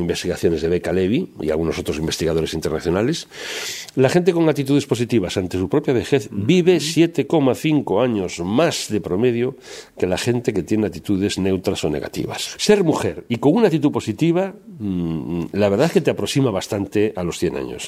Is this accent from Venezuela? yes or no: no; Spain; como bueno españoles